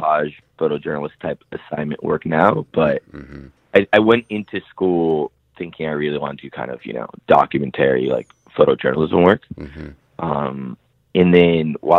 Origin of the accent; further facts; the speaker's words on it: Seattle, Washington, United States; I grew up in Seattle, south end of Seattle, which was like a huge immigrant community.